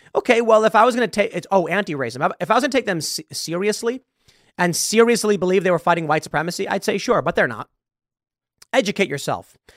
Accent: Chicago, Illinois, United States; moved away; I am from Chicago

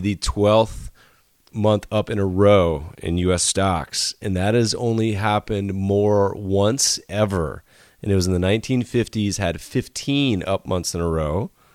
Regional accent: Winston-Salem, North Carolina, United States; now in Los Angeles, United States; my hometown in Winston Salem

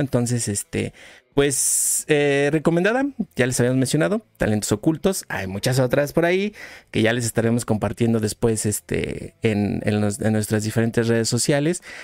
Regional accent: Mexico

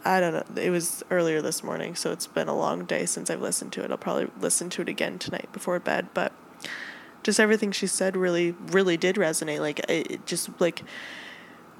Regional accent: Minnesota, United States; we're all from Minnesota.

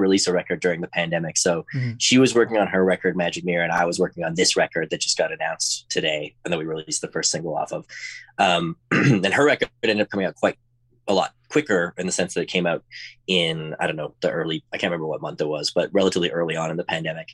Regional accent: Edmonton, Alberta, Canada; moved away as an adult; now in Los Angeles, United States; my hometown of Edmonton, Alberta

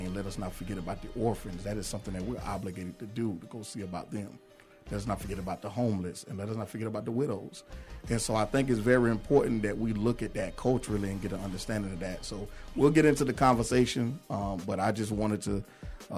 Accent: Jacksonville, Florida, United States; now in Atlanta, United States; I'm from Jacksonville, Florida, born and raised

